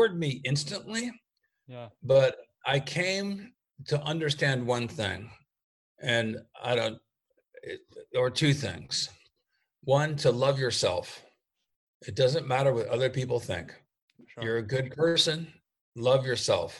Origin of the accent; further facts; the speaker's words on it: United States; I'm an American mycologist